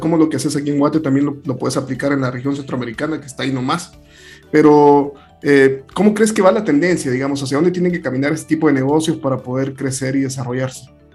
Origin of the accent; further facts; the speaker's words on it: El Salvador; soy salvadoreño